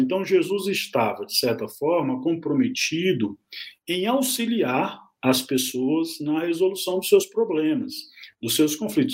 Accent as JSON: {"language": "Portuguese", "region": "south of Pará state", "country": "Brazil", "tie": "born or raised there", "moved": "yes", "said": "estado do Pará, que é lá o estado de onde eu venho, né, é natural do, do, de, do sul do estado do Pará"}